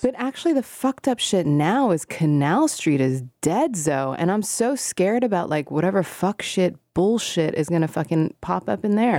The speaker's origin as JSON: {"language": "English", "country": "Hong Kong", "tie": "born or raised there", "moved": "yes", "said": "when I was growing up in Hong Kong"}